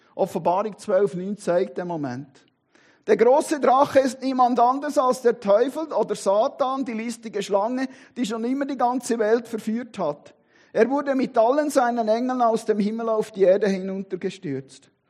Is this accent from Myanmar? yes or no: no; Switzerland; bin Schweizer und Christ